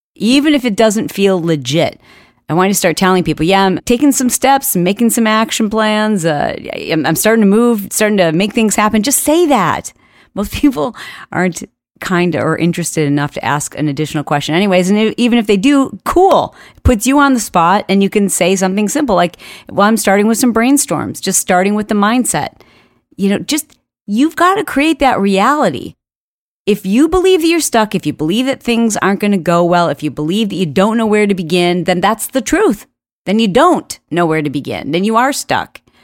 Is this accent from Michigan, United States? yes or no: yes; Michigan, United States; I grew up in Michigan